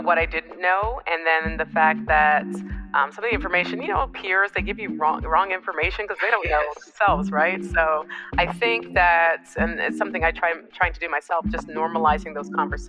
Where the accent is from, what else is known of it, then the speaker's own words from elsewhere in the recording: Canada; I was born in Canada, but I am of Caribbean descent. So my parents are Jamaican.